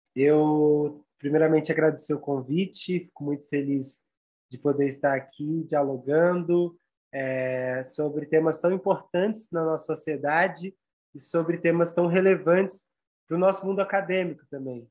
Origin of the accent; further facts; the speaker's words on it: São Paulo, Brazil; sou aqui do Brasil, de São Paulo